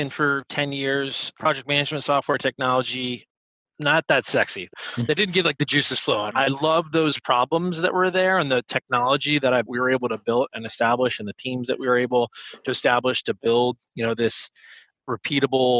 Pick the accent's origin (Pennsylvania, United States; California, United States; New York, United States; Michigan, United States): Pennsylvania, United States; outside of Philadelphia; I grew up outside of Philadelphia